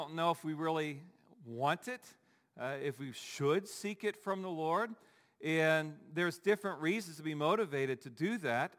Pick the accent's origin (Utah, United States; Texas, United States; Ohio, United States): Ohio, United States; Dayton; now in Pittsburgh, United States; I'm from Dayton, Ohio